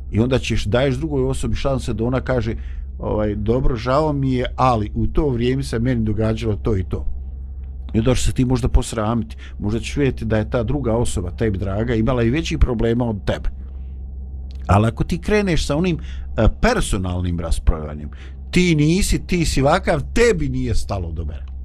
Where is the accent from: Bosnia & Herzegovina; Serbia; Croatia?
Bosnia & Herzegovina